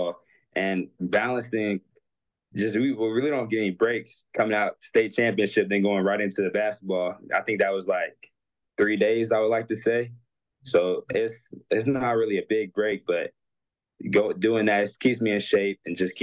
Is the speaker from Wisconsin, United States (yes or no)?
no; Greensboro, North Carolina, United States; I'm from Greensboro, North Carolina, and I've just grown around it.